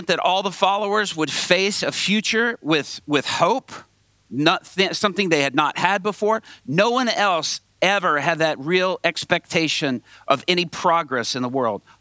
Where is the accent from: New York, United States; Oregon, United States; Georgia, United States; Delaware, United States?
Georgia, United States; Atlanta; I grew up mostly in Atlanta, Georgia, on a street called Bolton Road off I-20